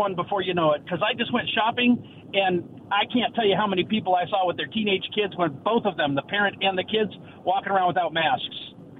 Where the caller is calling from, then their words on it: West Richland, Washington, United States; from West Richland.